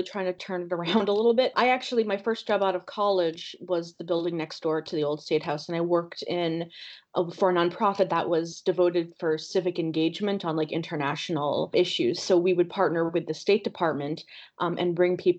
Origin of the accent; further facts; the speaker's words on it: Boston, Massachusetts, United States; as a Bostonian